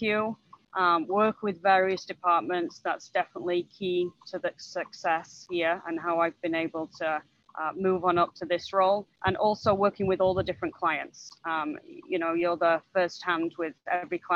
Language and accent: English; England, United Kingdom; moved away as an adult; now in St. Charles, United States; I'm originally from England. I moved to the US in 2003